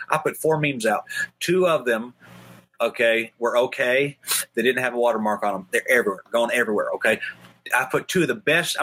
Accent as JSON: {"language": "English", "town": "Atlanta", "region": "Georgia", "country": "United States", "tie": "born or raised there", "said": "I grew up in Atlanta"}